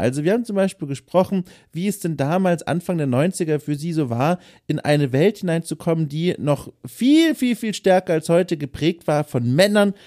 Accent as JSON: {"language": "German", "area": "Lower Franconia", "region": "Bavaria", "country": "Germany", "said": "ich bin aus Unterfranken"}